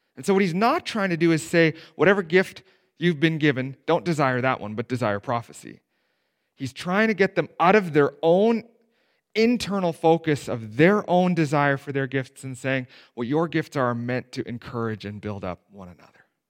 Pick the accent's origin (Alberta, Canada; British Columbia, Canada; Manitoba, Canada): Manitoba, Canada; Steinbach; I grew up in Steinbach, right? There's not a more conservative town to grow up in in Canada